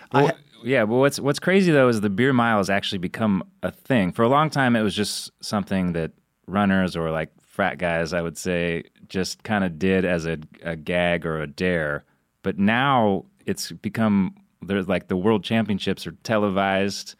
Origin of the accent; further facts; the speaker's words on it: Idaho, United States; moved away; also born or lived in Oregon; my home state of Idaho